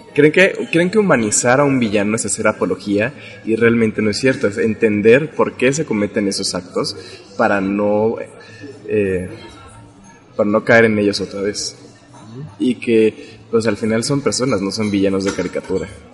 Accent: Mexico

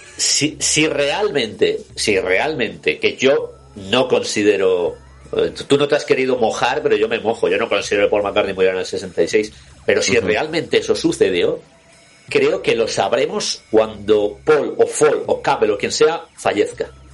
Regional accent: Scotland, United Kingdom; siendo escocés

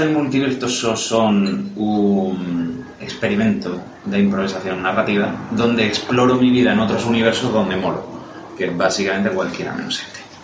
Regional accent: Aragon, Spain; soy maño

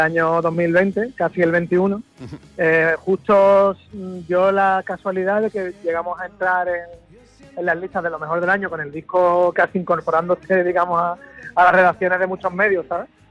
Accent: Jerez de la Frontera, Andalusia, Spain; mi tierra, Jerez

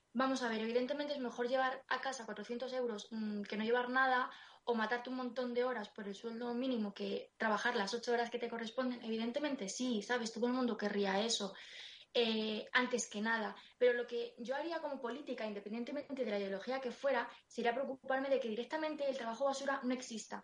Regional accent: Madrid, Community of Madrid, Spain; yo soy de Vallecas y, y yo he ido al cole y al instituto con gente que tenía menos recursos que yo

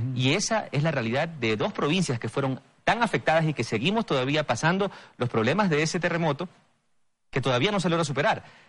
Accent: Bahía de Caráquez, Manabí, Ecuador; mi ciudad natal, Bahía de Caracas

